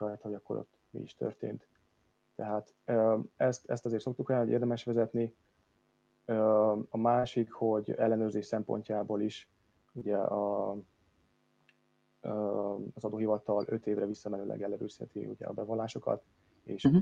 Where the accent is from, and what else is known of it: Hungary; moved away as an adult; now in England, United Kingdom